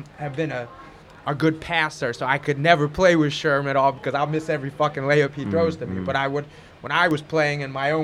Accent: Palm Beach, Florida, United States; moved away; I was from Palm Beach, Florida

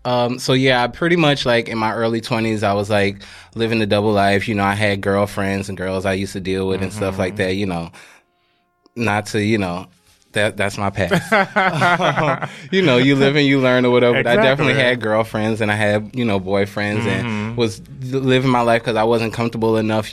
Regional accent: Queens, New York, United States; also born or lived in South Carolina; So I'm originally from New York, but I grew up between New York and South Carolina. I'm originally from Queens, live in the Bronx currently.

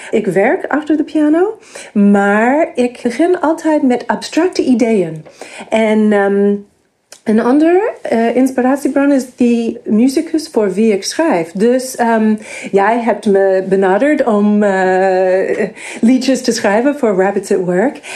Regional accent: New York, United States; Dutch is a second language; moved away as an adult; also born or lived in Massachusetts, United States; now in Netherlands; ik ben geboren in de Verenigde Staten en ik ben opgegroeid in New York

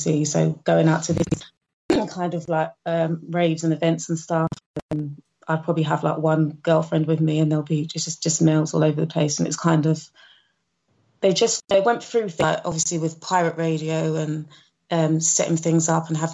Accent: London, United Kingdom; I grew up in London, in Northwest London, born and bred.

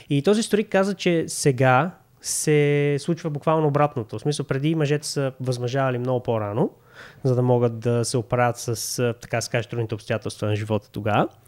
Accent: Kyustendil, Kyustendil Province, Bulgaria; moved away; защото съм от Кюстендил

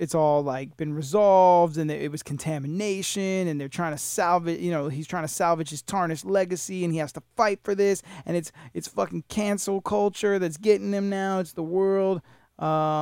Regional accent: New York City, New York, United States; now in Florida, United States; I was born in New York City

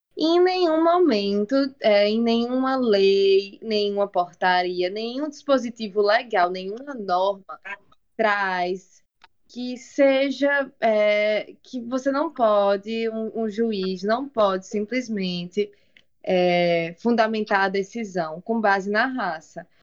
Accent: Natal, Rio Grande do Norte, Brazil; a Maternidade Januário Ciclo, onde eu nasci

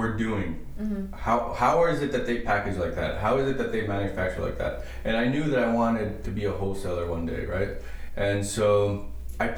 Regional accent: Palmdale, California, United States; now in Culver City, United States; I grew up in Palmdale up in the desert

